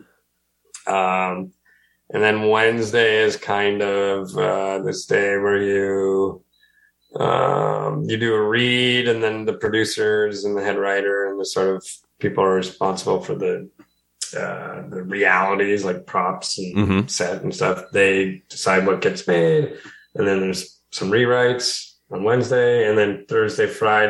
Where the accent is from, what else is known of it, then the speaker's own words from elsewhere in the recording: Sault Ste. Marie, Ontario, Canada; I'm from Sault Ste. Marie